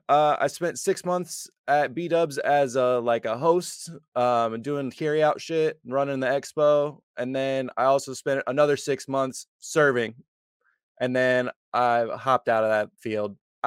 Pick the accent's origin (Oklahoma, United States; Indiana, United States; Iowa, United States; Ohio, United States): Indiana, United States; Kokomo; moved away; Back in my hometown, Kokomo, Indiana.